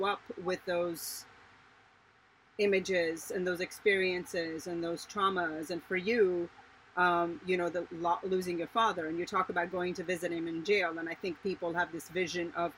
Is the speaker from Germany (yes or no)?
no; Iran; now in United States; I was born in Iran as well